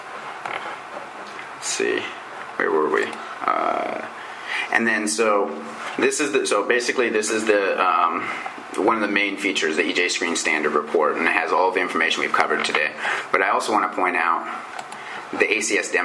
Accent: Montana, United States; I'm from Montana

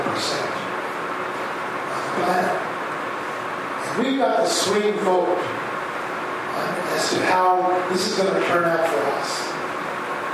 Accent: New Jersey, United States; I grew up in New Jersey.

